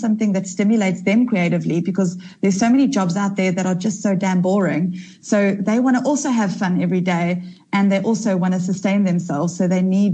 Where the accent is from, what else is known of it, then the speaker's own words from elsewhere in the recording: Durban, KwaZulu-Natal, South Africa; I was raised in Durban from early days.